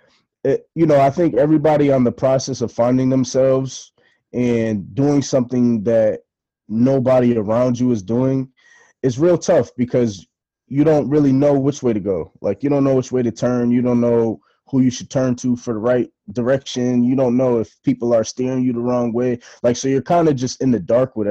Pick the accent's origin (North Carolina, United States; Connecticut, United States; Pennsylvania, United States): Connecticut, United States; Bristol; also born or lived in Boston; I'm from Bristol